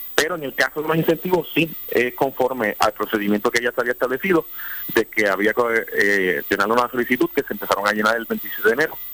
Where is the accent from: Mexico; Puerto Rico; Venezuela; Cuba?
Puerto Rico; Ponce; yo soy de Ponce, mi familia, la gran mayoría de mi familia, mis amistades viven en el norte de Ponce